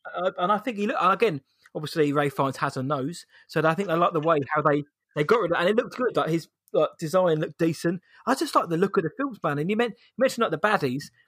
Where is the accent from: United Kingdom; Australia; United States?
United Kingdom; England; we're British, we're English, we're British